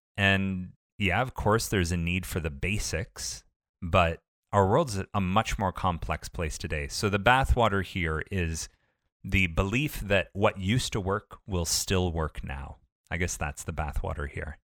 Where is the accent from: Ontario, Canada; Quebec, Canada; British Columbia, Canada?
Ontario, Canada